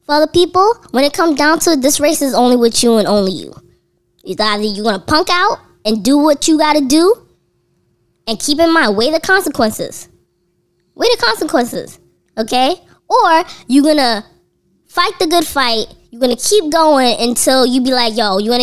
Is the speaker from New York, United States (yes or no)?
yes; New York City, New York, United States; as a New Yorker